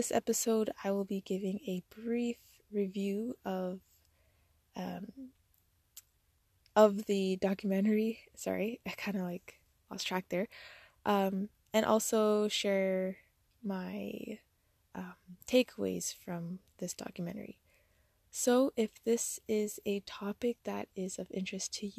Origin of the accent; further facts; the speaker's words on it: Ontario, Canada; I'm hailing from Ontario, Canada, with roots in Jamaica, West Africa, and India